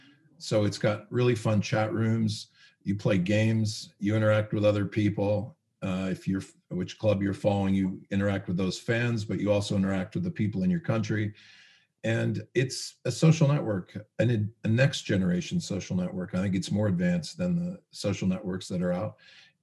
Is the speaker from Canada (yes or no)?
yes; Canada; also born or lived in United States; I grew up in Canada and US.